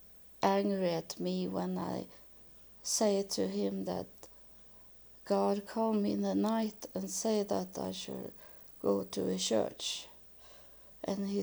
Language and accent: English; Sweden; I was born in Sweden